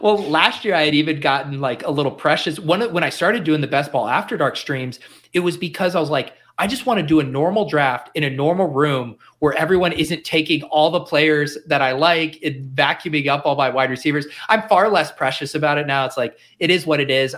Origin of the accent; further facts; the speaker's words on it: Denver, Colorado, United States; I grew up in Denver